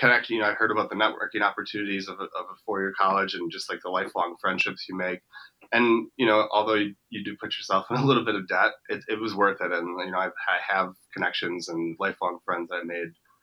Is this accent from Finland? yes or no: no; Wisconsin, United States; I'm actually from a smaller town just about an hour north of Milwaukee.